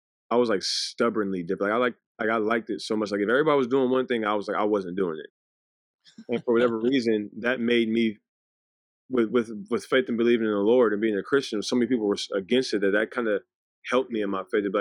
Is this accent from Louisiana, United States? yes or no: yes; Ruston, Louisiana, United States; also born or lived in Los Angeles, California; I was born in California. I was born in the Valley, LA area. And then we moved to Ruston, Louisiana, which I think was huge for us. It was a very, very small town, and we were kind of raised in a bubble